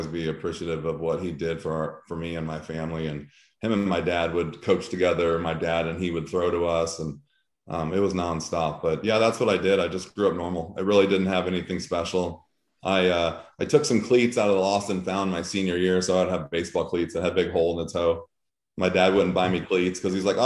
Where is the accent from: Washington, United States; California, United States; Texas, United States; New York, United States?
California, United States; Diamond Bar; now in Missouri, United States; I grew up in a city diamond bar that probably had 10,000 people